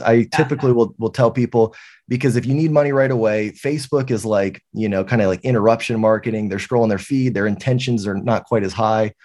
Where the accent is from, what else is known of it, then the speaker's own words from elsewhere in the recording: San Antonio, Texas, United States; I'm from San Antonio, Texas. Uh, I've lived here my entire life